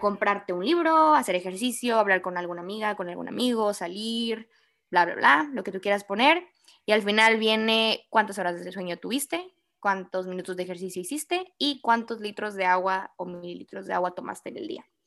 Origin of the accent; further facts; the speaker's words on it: Monterrey, Nuevo León, Mexico; como buen regio, regio.